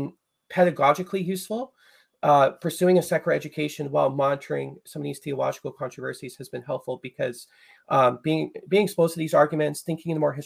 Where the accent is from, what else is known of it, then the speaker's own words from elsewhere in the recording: Chilliwack, British Columbia, Canada; I'm from Chilliwack. Chilliwack is a small place just outside of Vancouver, British Columbia, near the West Coast.